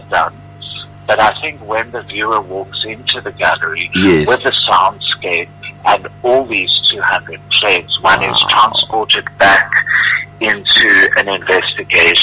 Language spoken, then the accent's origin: English; Mpumalanga, South Africa; moved away; I'm a little nervous to exhibit in my hometown